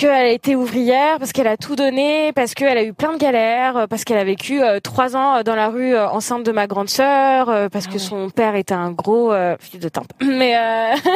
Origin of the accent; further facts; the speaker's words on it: Algeria; Ça veut dire que je suis algérienne et célibataire.